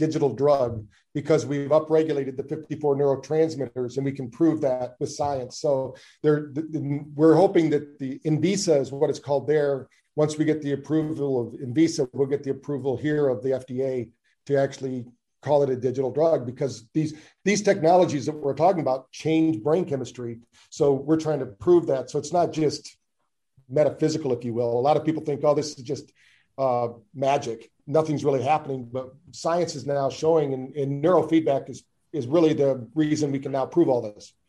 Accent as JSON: {"language": "English", "region": "Michigan", "country": "United States", "also_born_or_lived": "Virginia Beach", "said": "I'm originally from Michigan, but spent most of my time in Virginia Beach, Virginia."}